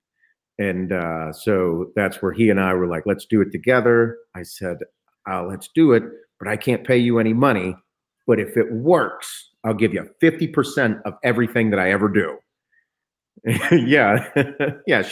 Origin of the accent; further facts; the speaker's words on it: Western Pennsylvania, United States; I'm from Western PA